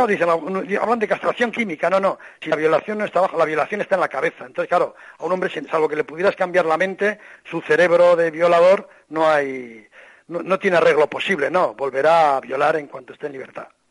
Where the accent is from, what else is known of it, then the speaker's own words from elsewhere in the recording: Spain; siendo español